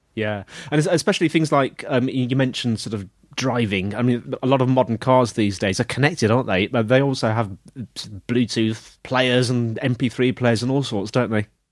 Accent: United Kingdom; I'm British

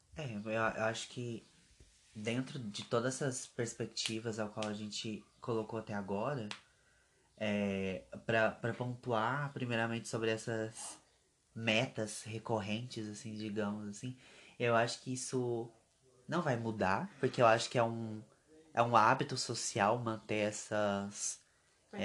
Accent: Brazil; a gente é brasileiro

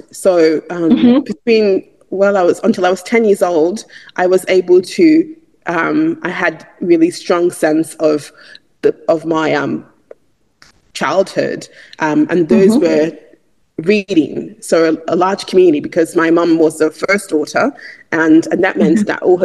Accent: Eastern Nigeria, Enugu State, Nigeria; moved away as an adult; also born or lived in Sydney, Australia; now in Australia; growing up in Eastern Nigeria, is that as a Nigerian, as an Igbo person, I grew up in my culture. And I, although I've been in Australia now for over 16 years

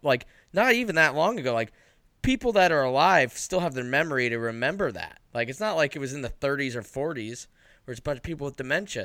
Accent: Boise, Idaho, United States; I grew up in Boise

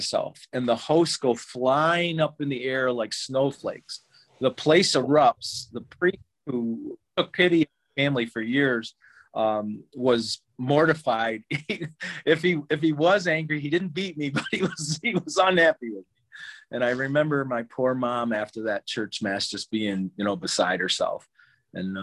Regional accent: near Watertown, New York, United States; now in Rochester, United States; where I grew up was near Watertown, but now I live in western New York between Syracuse and Buffalo, right up on Lake Ontario at Rochester

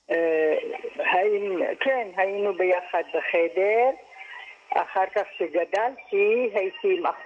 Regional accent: Sanandaj, Kurdistan, Iran; moved away; also born or lived in Kermanshah, Iran; אני נולדתי בקרמנשה, במדינת, אה, באיראן, וגדלתי בסננדה.

